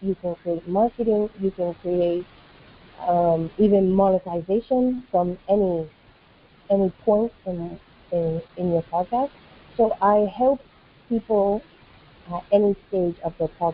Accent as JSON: {"language": "English", "country": "United States", "moved": "as an adult", "lives_now": "West Africa", "said": "I'm an American who has been living in West Africa for the past 14 years"}